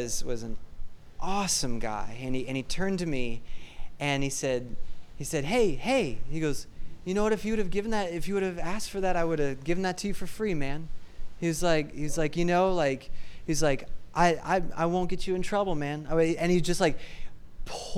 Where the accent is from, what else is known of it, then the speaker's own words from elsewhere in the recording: Hutchinson, Kansas, United States; I grew up in Hutchinson, Kansas